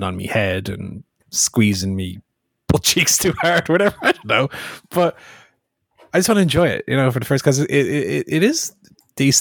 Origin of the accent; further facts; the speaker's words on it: Ireland; As far as being an Irish